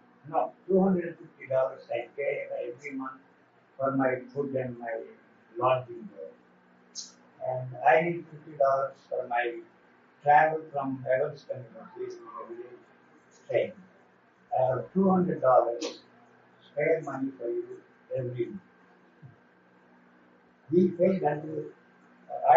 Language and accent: English; India; moved away as an adult; I'm from India.